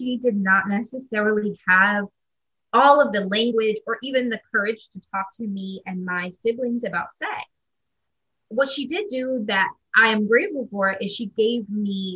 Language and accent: English; Midwest, United States; now in Brooklyn, United States; I'm based in Brooklyn, New York. I'm originally from the Midwest